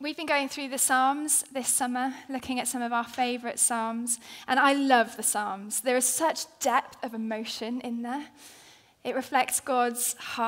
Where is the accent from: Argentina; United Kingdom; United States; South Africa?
United Kingdom; Wales; I am Welsh.